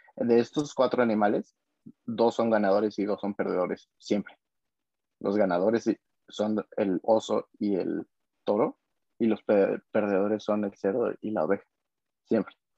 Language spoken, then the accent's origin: Spanish; Mexico; como mexicanos vivimos